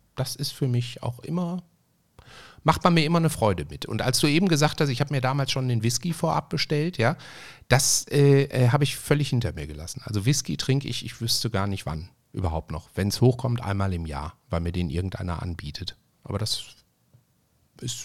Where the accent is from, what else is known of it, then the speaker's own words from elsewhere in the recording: Essen, North Rhine-Westphalia, Germany; der hatte ein eigenes Restaurant bei uns in Essen-Frintrop